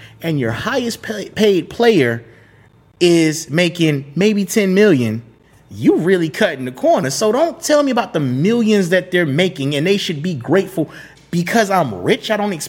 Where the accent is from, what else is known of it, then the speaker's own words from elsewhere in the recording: Broward County, South Florida, United States; also born or lived in Miami, Florida; Growing up in South Florida, I was born in Miami. I grew up in Broward County